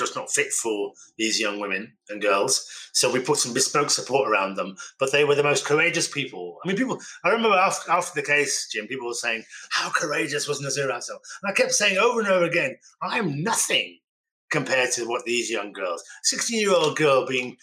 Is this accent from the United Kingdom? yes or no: yes; Birmingham, West Midlands, United Kingdom; I was born in Birmingham